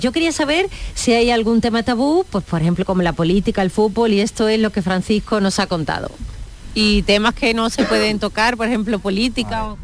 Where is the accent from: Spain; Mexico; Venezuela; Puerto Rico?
Spain; Cádiz, Andalusia; moved away